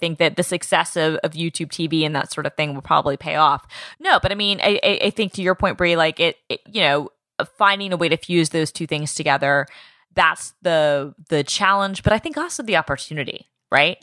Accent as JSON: {"language": "English", "town": "Atlanta", "region": "Georgia", "country": "United States", "tie": "born or raised there", "said": "I grew up in Atlanta"}